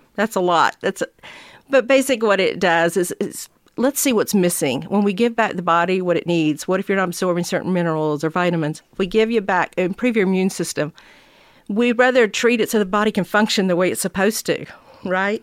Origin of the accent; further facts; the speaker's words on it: Georgia, United States; I came back here to Georgia, to my hometown